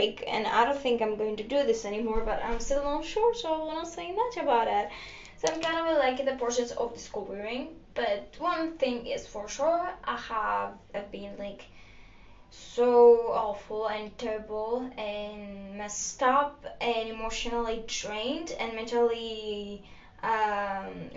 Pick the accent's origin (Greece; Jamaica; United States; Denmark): Greece; first language Greek; English is a second language; I'm from Greece.